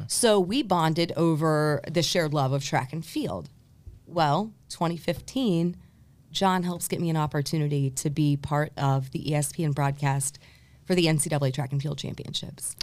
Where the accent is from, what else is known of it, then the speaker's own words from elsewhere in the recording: New Albany, Indiana, United States; also born or lived in Louisville, Kentucky / Terre Haute, Indiana; I was actually born in Louisville, Kentucky, but raised in New Albany, Indiana